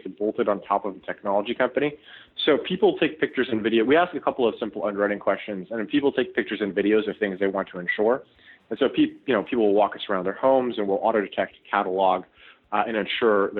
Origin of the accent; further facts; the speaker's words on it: Toronto, Ontario, Canada; myself and my co-founders, we're all Canadian, we're from Toronto